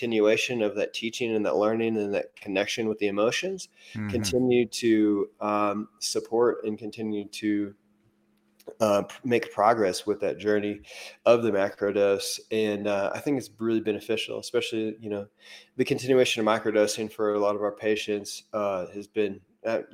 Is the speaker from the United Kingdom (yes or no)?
no; Missouri, United States; moved away; where I'm from Missouri